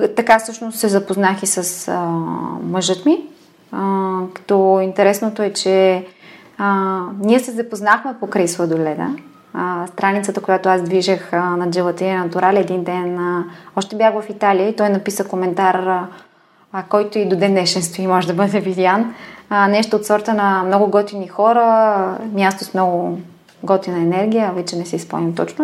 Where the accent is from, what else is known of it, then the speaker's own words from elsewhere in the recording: Bulgaria; also born or lived in Milan, Italy; аз съм от България